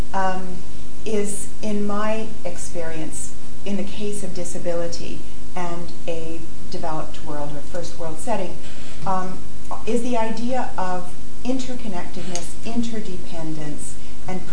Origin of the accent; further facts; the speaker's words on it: Canada; moved away as an adult; now in London, United Kingdom; I'm a Canadian middle-class person with middle-class entitlements